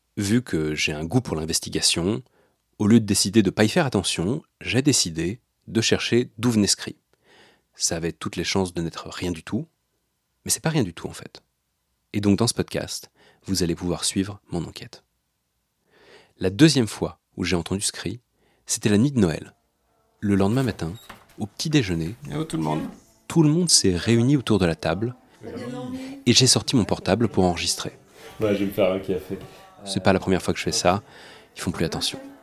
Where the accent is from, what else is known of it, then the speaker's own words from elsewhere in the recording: Mussy-sur-Marne, Île-de-France, France; now in Paris, France; J'ai passé toute mon enfance en Seine-et-Marne, dans un petit village de peut-être 300, 350 habitants